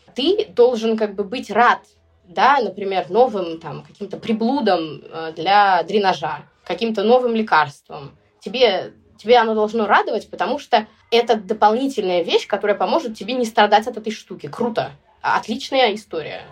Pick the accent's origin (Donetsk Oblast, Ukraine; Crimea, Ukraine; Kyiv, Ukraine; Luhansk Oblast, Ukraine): Crimea, Ukraine; Sevastopol; я родилась в Севастополе